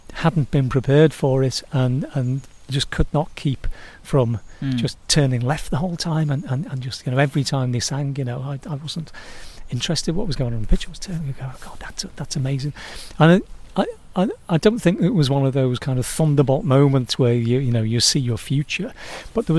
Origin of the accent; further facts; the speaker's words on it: Birkenhead, North West England, United Kingdom; I say, Birkenhead